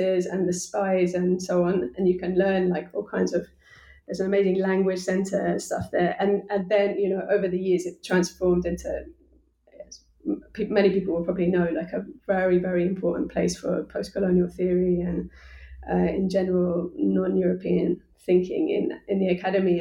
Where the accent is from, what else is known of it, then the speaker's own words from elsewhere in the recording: United Kingdom; I'm a British person, you know, like I come from the center of the center